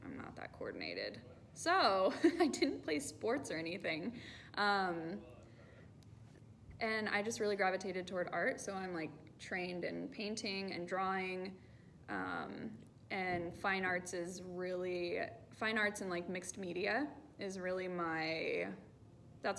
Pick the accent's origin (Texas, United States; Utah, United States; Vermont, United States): Texas, United States; North; now in Southern California, United States; I am from North Texas